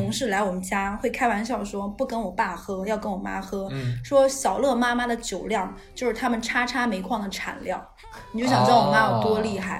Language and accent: Chinese; Northeast China, China; 我觉得我们东北人在山东人面前和内蒙古面前是俯首称臣的。